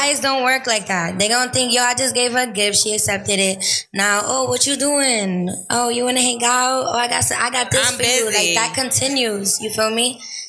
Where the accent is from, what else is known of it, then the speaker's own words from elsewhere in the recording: New York, United States; I'm from Harlem.